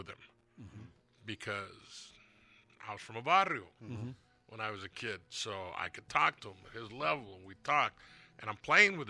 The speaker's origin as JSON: {"language": "English", "town": "Pico Rivera", "region": "California", "country": "United States", "tie": "born or raised there", "said": "I grew up in Pico"}